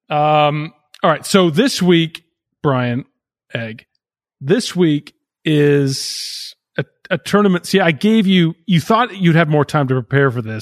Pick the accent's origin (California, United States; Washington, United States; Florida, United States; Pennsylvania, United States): Pennsylvania, United States; Philadelphia; I'm from Philadelphia.